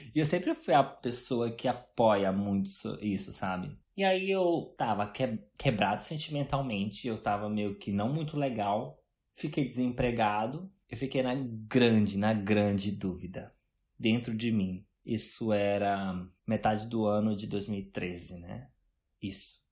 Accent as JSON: {"language": "Portuguese", "country": "Brazil", "moved": "as an adult", "said": "eu nunca acharia que eu ia sair do Brasil aos 21 anos"}